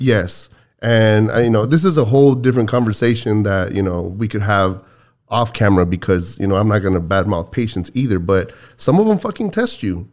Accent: Texas, United States; we're Texans.

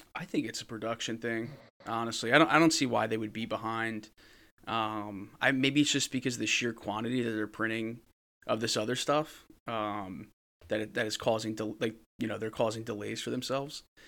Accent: New Jersey, United States; I'm from New Jersey

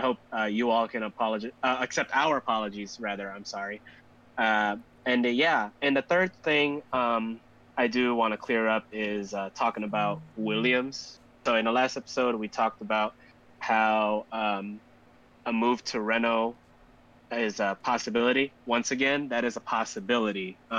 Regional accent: Philippines; now in Chicago, United States; So we are Filipino. That part is true. But we are actually based in the United States, in Chicago, Illinois, to be exact.

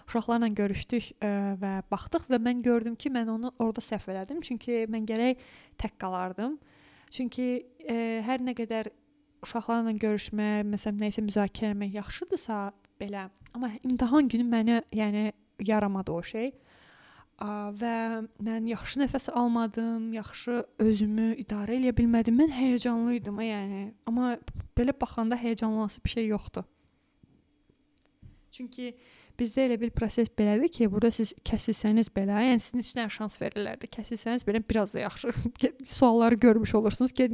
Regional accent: Lankaran, Azerbaijan; moved away; bax mən Lənkəranlıyam.

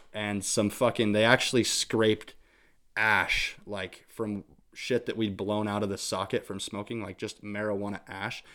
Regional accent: St. Anthony, Idaho, United States; I grew up in Saint Anthony, Idaho

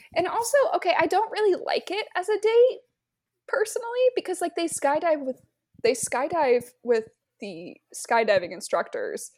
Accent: Nebraska, United States; my hometown date would be going to a Nebraska football game

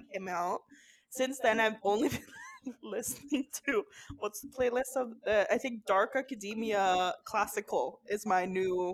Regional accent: Norway; now in Amsterdam, Netherlands; So I'm 26 and I'm from Norway.

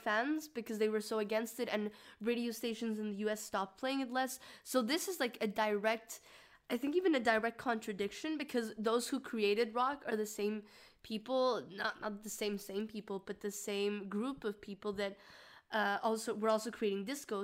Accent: Mexico; I'm from Mexico

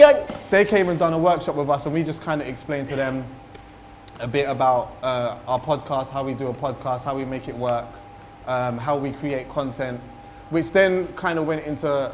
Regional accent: London, United Kingdom; I had a sick time growing up in London, like sick time.

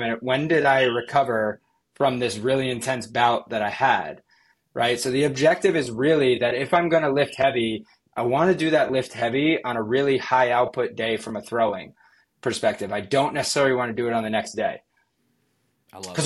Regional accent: Yorktown, New York, United States; I'm partial to like my hometown one right there. So probably Maria's Pizza in Yorktown is great

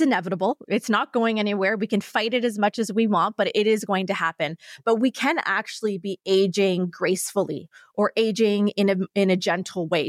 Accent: Canada; being a Canadian, living in, uh, winter climate here

